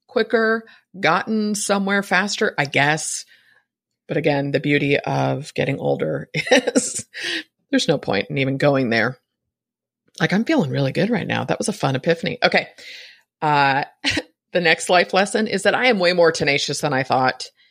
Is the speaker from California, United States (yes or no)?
yes; San Francisco, California, United States; I was born in San Francisco